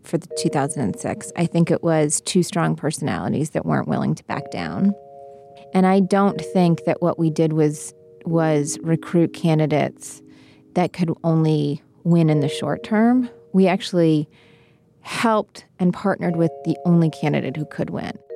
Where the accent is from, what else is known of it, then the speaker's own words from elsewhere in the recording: West Virginia, United States; I'm from West Virginia